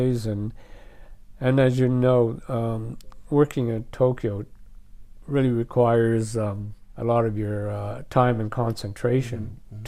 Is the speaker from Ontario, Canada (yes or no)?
yes; Trenton, Ontario, Canada; also born or lived in Taoyuan, China / Picton, Ontario; now in Japan; we were in a town called Trenton. Trenton, not a very big place.